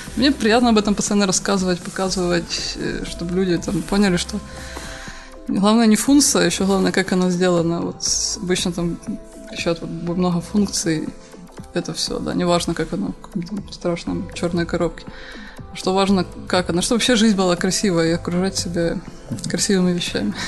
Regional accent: Horishni Plavni, Poltava Oblast, Ukraine; В Комсомольске, да, где, откуда я родом

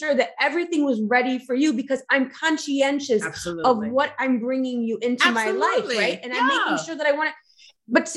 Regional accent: Cleveland, Ohio, United States; We're both from Ohio. From Cleveland.

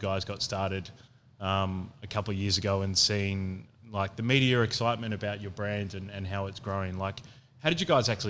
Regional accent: Adelaide, South Australia, Australia; this fabulous city, which is my hometown.

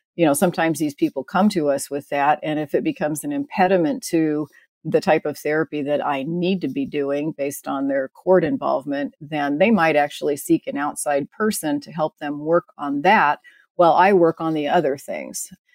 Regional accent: Midwest, United States; I was raised in the Midwest

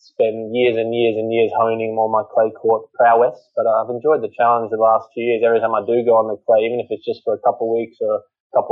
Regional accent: Australia; also born or lived in England; as an Aussie playing at home

